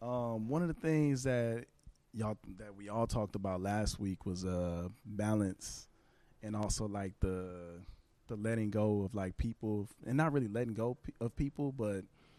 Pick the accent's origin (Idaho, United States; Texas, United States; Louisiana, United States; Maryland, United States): Texas, United States; now in Los Angeles, United States; I'm from Texas.